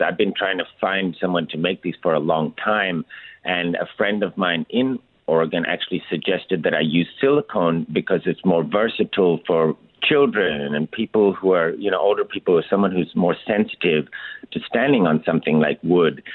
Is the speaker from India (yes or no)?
yes; India; moved away; I grew up in India